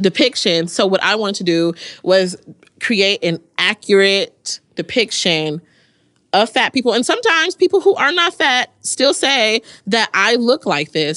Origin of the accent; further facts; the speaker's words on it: Mississippi, United States; now in New Jersey, United States; I was from Mississippi